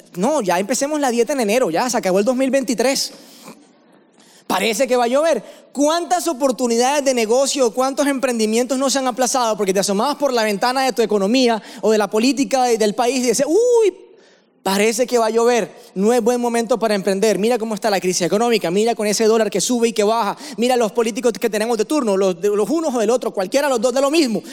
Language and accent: Spanish; Barranquilla, Atlántico, Colombia; accent: costeño; moved away as an adult; now in Medellín, Colombia; yo vivo en la ciudad de Medellín hace seis años, pero realmente, como ya se dieron cuenta por el acento, soy barranquillero, ¿no? Vengo de la costa, soy costeño